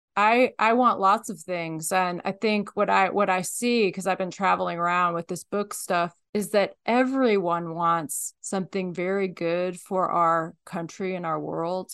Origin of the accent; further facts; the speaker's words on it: Midwest, United States; moved away as an adult; also born or lived in East Coast / Alaska; now in Nevada, United States; I grew up in the Midwest, then I went to school on the East Coast